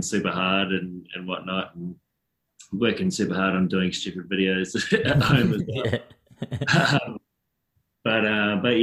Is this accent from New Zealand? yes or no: yes; New Zealand; now in Australia; I'm from New Zealand